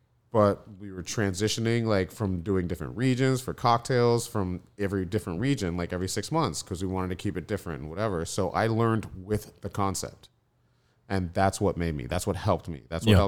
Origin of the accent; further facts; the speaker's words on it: Florida, United States; I come from a consistency background. I came from Florida, where everything's like turn and burn